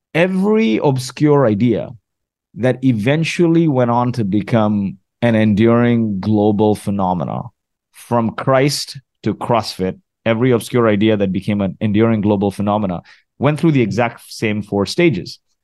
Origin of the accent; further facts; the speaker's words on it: Kuwait; also born or lived in Mumbai, India; now in Canada; was born in Kuwait, refugee of the Gulf War, made my way to Canada a few years after the Gulf War with my family